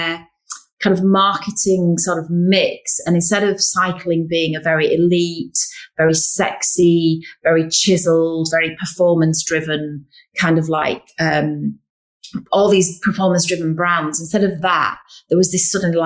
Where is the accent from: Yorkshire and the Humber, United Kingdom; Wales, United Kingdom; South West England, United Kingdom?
Yorkshire and the Humber, United Kingdom; we're from Yorkshire